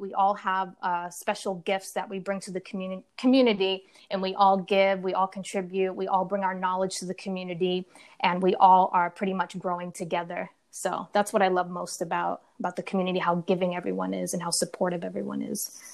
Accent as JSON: {"language": "English", "region": "Rhode Island", "country": "United States", "tie": "born or raised there", "also_born_or_lived": "California", "moved": "as an adult", "said": "I'm originally from um, the East Coast, Rhode Island. So I left Rhode Island, my hometown."}